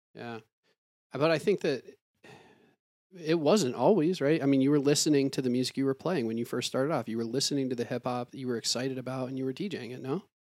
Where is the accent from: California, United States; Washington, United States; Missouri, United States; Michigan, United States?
Michigan, United States; Ann Arbor; moved away; also born or lived in Detroit / Pittsburgh; growing up in Ann Arbor